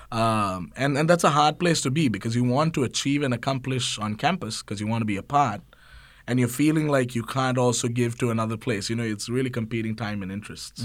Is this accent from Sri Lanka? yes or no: yes; Sri Lanka; moved away as an adult; also born or lived in Georgia, United States; an international student. So I came from Sri Lanka